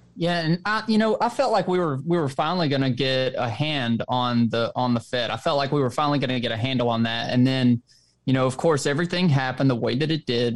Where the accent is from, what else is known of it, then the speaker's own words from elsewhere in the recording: the South, United States; I'm from the South